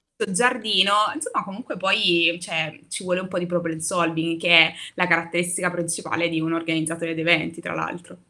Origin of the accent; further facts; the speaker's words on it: Naples, Campania, Italy; moved away as an adult; now in Rome, Italy; sono, mh, da Napoli, io sono napoletana